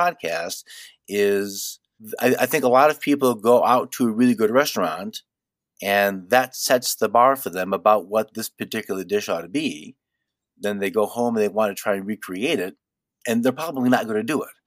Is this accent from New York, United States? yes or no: no; Detroit, Michigan, United States; moved away; I am from Detroit.